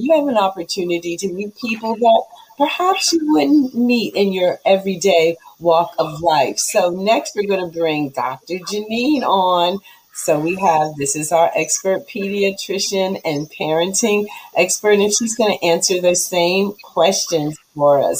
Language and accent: English; Cameroon